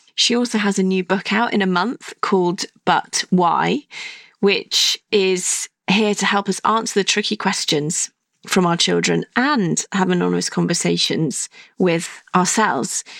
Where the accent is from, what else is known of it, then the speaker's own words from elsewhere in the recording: Stratford-upon-Avon, West Midlands, United Kingdom; where I grew up in Stratford upon Avon